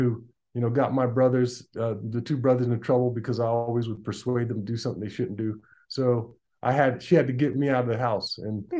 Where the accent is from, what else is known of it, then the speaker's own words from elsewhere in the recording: Tucson, Arizona, United States; I was brought up in Tucson, Arizona, born and raised in Tucson